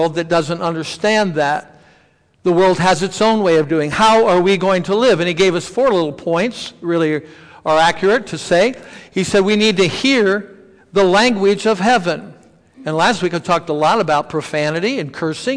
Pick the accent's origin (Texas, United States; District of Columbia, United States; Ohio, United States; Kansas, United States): Ohio, United States; Stow; also born or lived in Noble County; I'm from Stowe.